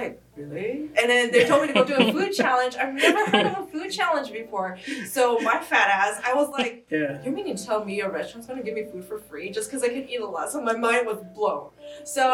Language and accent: English; California, United States; I'm from California